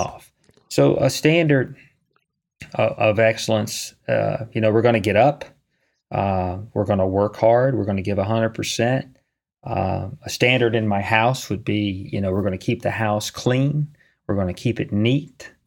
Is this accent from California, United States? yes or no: no; Charlottesville, Virginia, United States; moved away; I'm from Charlottesville